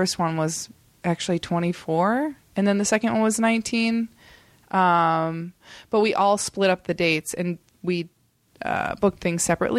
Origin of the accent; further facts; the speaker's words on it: Indiana, United States; I mean, I don't know, growing up in Indiana and you only see these like amazing photos of the Great Wall